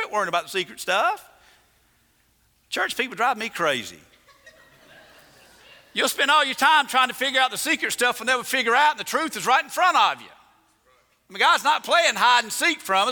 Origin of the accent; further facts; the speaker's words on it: the South, United States; I'm from the South